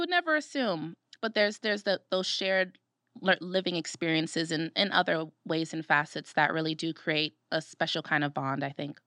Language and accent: English; Brooklyn, New York, United States; moved away as an adult; now in Rochester, United States; I'm from Brooklyn, New York